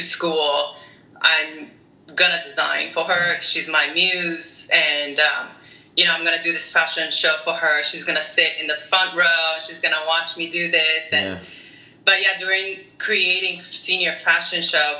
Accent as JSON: {"language": "English", "country": "Japan", "also_born_or_lived": "Orange County, United States", "moved": "yes", "lives_now": "Boston, United States", "said": "I'm originally from Japan."}